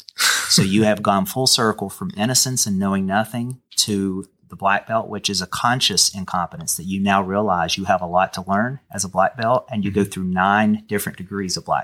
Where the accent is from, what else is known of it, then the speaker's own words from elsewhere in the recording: Canova, West Virginia, United States; accent: twang; also born or lived in Wayne County, West Virginia; I was from Canova, West Virginia